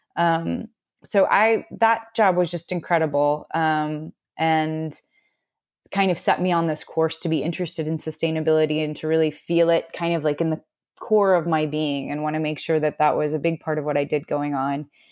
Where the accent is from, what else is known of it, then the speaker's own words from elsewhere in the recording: Austin, Texas, United States; moved away as an adult; also born or lived in Washington / New York; I grew up in Austin, Texas